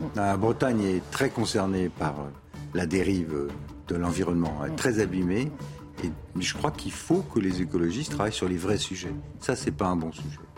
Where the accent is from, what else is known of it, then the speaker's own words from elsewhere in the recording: Tunisia; moved away; Je suis né en Tunisie, moi